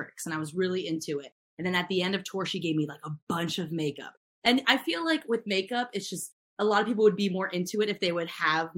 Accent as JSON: {"language": "English", "region": "Maryland", "country": "United States", "tie": "born or raised there", "also_born_or_lived": "Pittsburgh, Pennsylvania", "moved": "as an adult", "lives_now": "Los Angeles, United States", "said": "I grew up in Maryland with Courtney"}